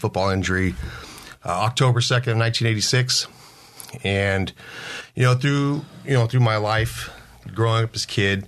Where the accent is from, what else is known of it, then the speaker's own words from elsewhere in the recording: San Diego, California, United States; I was born here in San Diego